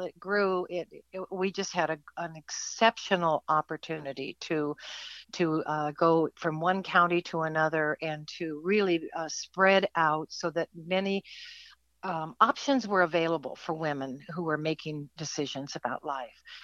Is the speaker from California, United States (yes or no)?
yes; California, United States; moved away as an adult; now in Ohio, United States; California is where I was born